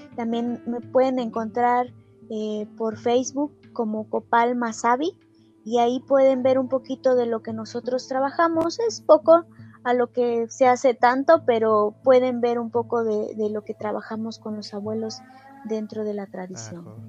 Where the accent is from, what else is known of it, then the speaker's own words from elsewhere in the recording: Coatepec, Veracruz, Mexico; Soy de aquí, de Coatepec, Veracruz.